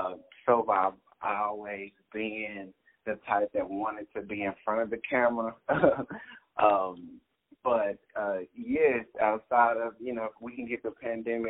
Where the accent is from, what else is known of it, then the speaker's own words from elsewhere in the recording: Dallas, Texas, United States; I was born and raised in Dallas, Texas